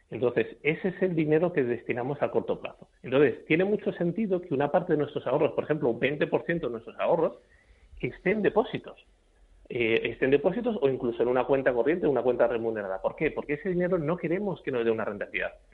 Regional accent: Spain; al final los españoles, como los españoles y cualquier persona del mundo, odiamos perder dinero.

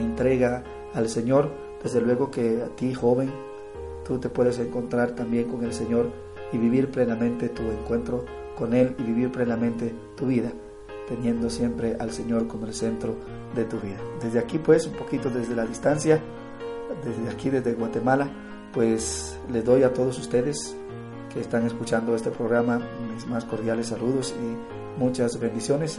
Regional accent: Dominican Republic; soy de la República Dominicana

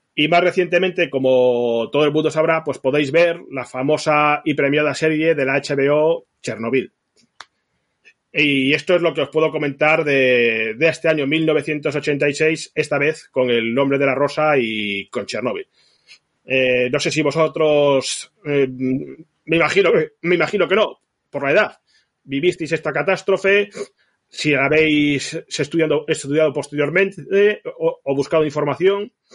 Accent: Zaragoza, Aragon, Spain; cuando era pequeño y residía en Zaragoza

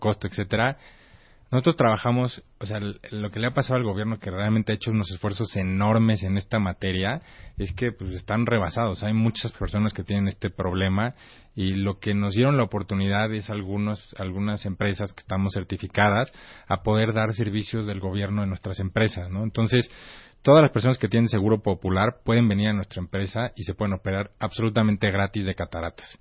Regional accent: Mexico; soy más mexicano que el chile

